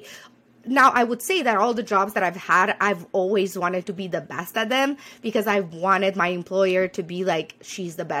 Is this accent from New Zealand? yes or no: no; Romania; moved away as an adult; also born or lived in Rwanda / Burma; now in United States; I was born in Romania, decided to leave that whole continent, move to America, create a new life